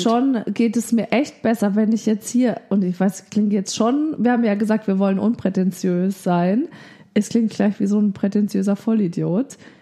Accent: Bavaria, Germany; Also ich komme ja aus Bayern

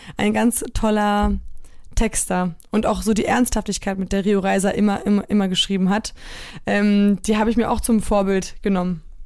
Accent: North Frisia, near Flensburg, Schleswig-Holstein, Germany; also born or lived in Solingen / Poland; in dem ich groß geworden bin in Nordfriesland

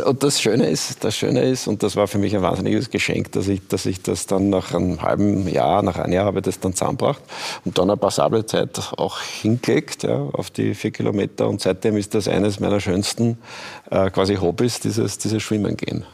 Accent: Austria

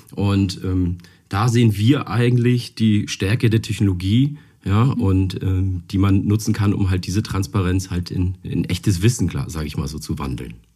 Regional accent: Hamburg, Germany; Ich komme aus Hamburg und wir haben hier ein tolles Apfelanbaugebiet

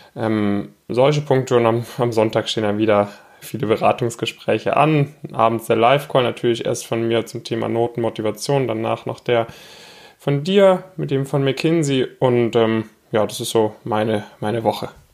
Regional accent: near Stuttgart, Baden-Württemberg, Germany; moved away; also born or lived in Frankfurt; ich komme ursprünglich aus der Nähe von Stuttgart

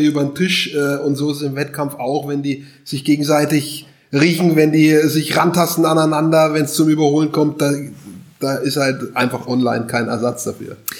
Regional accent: Hof, Bavaria, Germany; meine Heimatstadt ist Hof

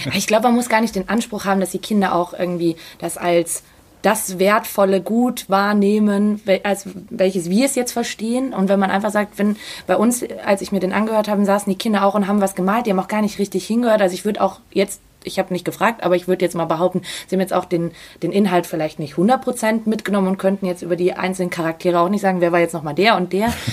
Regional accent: Salzburg, Austria; moved away; Ich bin ja gebürtige Salzburgerin

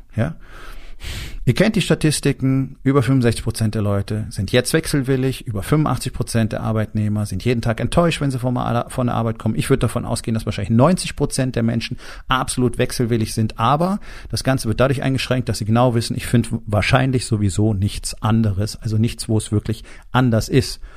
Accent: Germany; bei uns in Deutschland

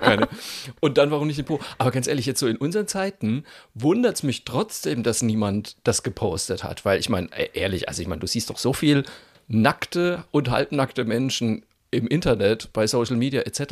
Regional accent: Germany; wir Deutschen

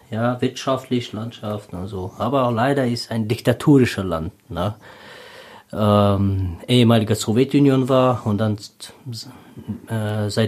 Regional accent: Tajikistan; German is a second language; Ja, in Tadschikistan, also ich war in einer Mittelteilfamilie, äh, nicht so reich und nicht so arm

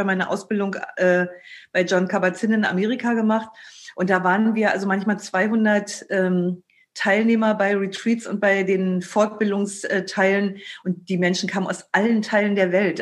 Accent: Germany; als Deutscher

